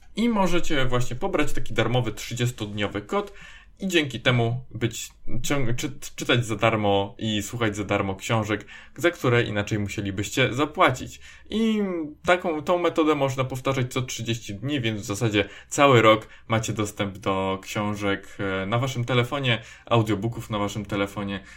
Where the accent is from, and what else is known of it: Poland